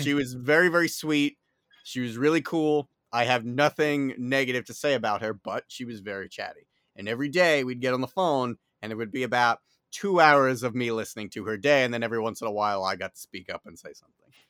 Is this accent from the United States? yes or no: yes; New York City, New York, United States; accent: New York; if you can't tell by my accent, I am based in, uh, New York City.